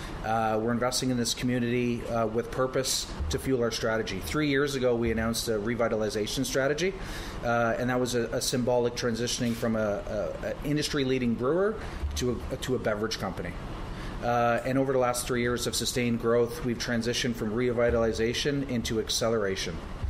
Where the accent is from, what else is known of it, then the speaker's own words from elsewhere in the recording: St. John's, Newfoundland and Labrador, Canada; moved away; Originally from here, back in my hometown.